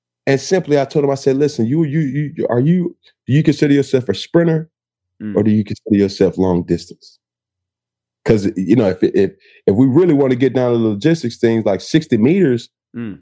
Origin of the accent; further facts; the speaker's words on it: College Park, Georgia, United States; moved away as an adult; also born or lived in Riverdale, Georgia / Florida / Auburn, Alabama / Carolina; I'm from Atlanta, Georgia, College Park, Georgia.